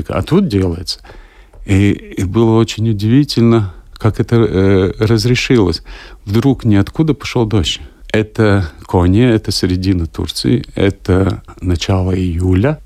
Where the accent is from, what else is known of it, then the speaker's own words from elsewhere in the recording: Latvia; Я говорю, ну, из Латвии.